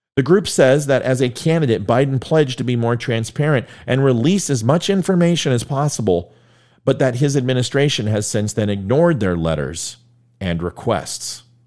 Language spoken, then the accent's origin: English; United States; As an American